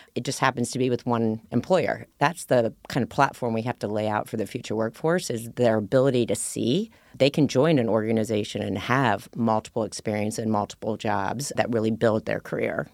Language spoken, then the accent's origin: English; Ohio, United States; moved away as an adult; I was from Ohio, I, a small town girl